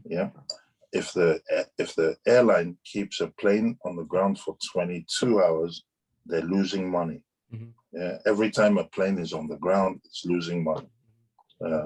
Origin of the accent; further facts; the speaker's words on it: Ibadan, Oyo, Nigeria; moved away; also born or lived in London, United Kingdom; we were growing up in Ibadan, we had all those small planes flying